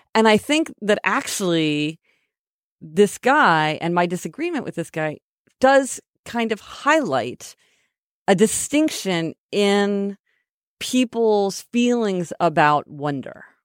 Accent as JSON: {"language": "English", "town": "Kansas City", "region": "Missouri", "country": "United States", "tie": "born or raised there", "said": "We're from Kansas City, Missouri"}